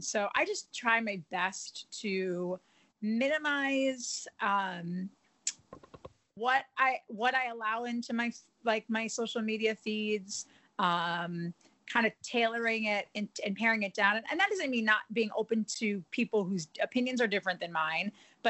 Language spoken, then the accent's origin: English; Wisconsin, United States; now in Boston, United States; because I'm obviously not from here originally, I'm from Wisconsin.